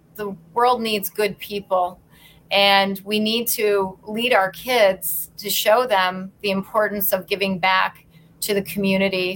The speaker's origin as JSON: {"language": "English", "town": "Endicott", "region": "New York", "country": "United States", "tie": "born or raised there", "also_born_or_lived": "Rochester, New York", "lives_now": "New York City, United States", "said": "I grew up in in right around Binghamton, New York, in a very small town called Endicott"}